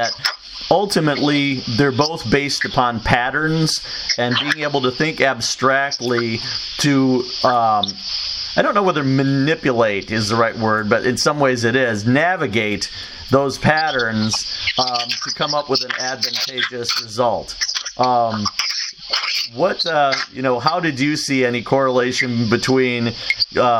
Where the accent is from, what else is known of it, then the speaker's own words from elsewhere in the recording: Joliet, Illinois, United States; I'm from Joliet